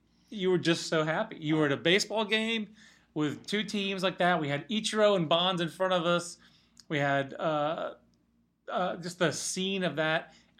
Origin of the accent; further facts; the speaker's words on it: Fayetteville, North Carolina, United States; I'm from Fayetteville originally